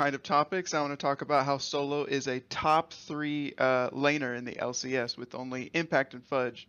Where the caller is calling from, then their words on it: San Antonio, Texas, United States; I'm calling from San Antonio, Texas.